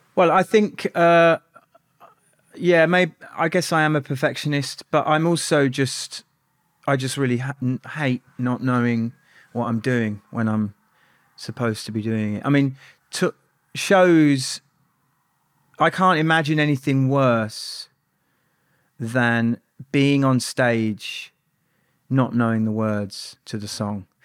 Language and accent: English; Birmingham, West Midlands, United Kingdom; also born or lived in Barnet, London; when I was quite young, my my family moved to Birmingham